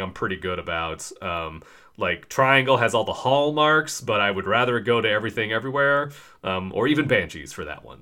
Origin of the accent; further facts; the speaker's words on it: United States; we are two dudes from America